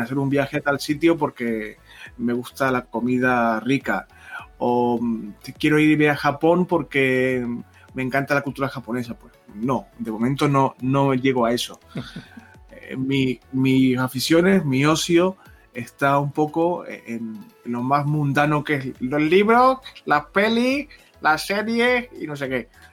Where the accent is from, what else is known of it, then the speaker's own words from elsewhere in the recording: Canary Islands, Spain; moved away; yo soy de Canarias